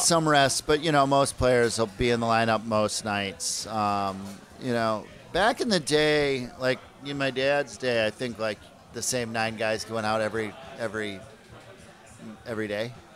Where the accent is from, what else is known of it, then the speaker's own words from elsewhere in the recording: Minnesota, United States; now in New York, United States; I grew up in Minnesota